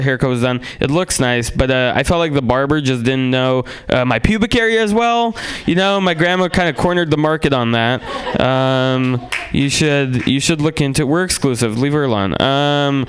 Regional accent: San Francisco, California, United States; also born or lived in Russia; I grew up in San Francisco

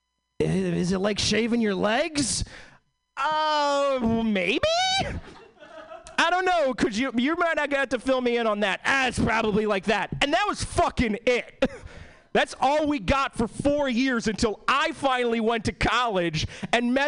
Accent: East Coast, United States; now in Seattle, United States; I was born and bred in the East Coast.

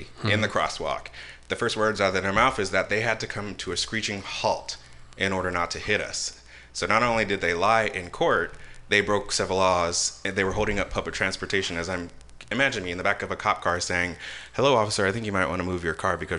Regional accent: San Francisco, California, United States; an African-American gay person born and raised in San Francisco

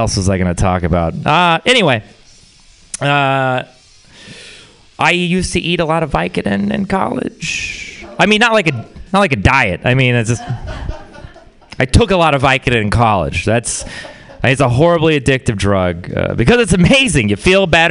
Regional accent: Texas, United States; I'm from Texas. Yeah, it is a place. We're very proud of it. Just ask any Texan. But the thing about Texas is it's also a weird place to grow up

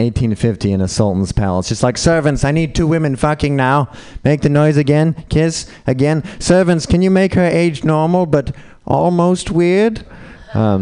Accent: Utah, United States; I grew up in Utah, Mormon, white.

